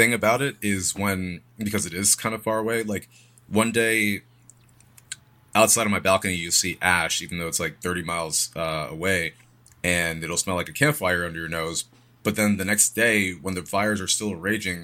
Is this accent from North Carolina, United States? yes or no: no; New York City, New York, United States; moved away as an adult; also born or lived in Poconos, Pennsylvania; now in Los Angeles, United States; I was born in Brooklyn. Then when I was seven, moved to the Poconos, lived there for a bit, and then back to New York